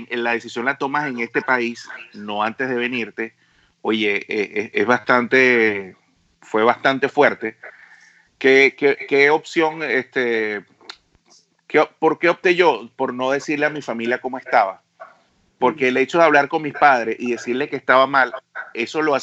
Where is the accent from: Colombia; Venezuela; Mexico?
Venezuela; moved away as an adult; lo principal que hice yo en mi caso fue olvidarme de lo que yo hacía en mi país. Y es la recomendación que le doy a, las personas cuando llegan aquí. Lamentablemente, eh, y de hecho, hay personas que, que han sido jefes míos en Venezuela